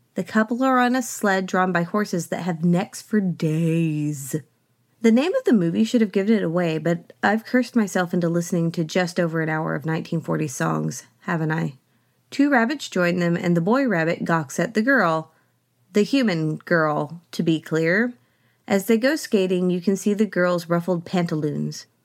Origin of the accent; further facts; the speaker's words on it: Oklahoma, United States; I grew up in Oklahoma on the land of the Ponca tribe